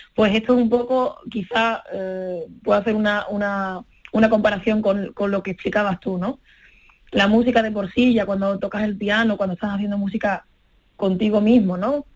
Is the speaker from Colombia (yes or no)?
no; Seville, Andalusia, Spain; moved away as an adult; also born or lived in Paris, France; Aquí en Andalucía y sobre todo en, en los pueblos de donde yo vengo, en Sevilla